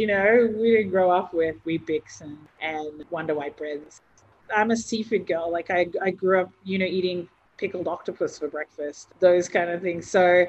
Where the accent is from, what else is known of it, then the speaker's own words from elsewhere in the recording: Torres Strait, Queensland, Australia; moved away; Growing up on tropical islands, like in the Torres Strait